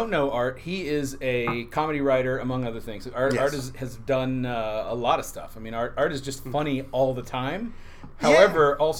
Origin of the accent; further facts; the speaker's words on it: the South, United States; we're both from the South.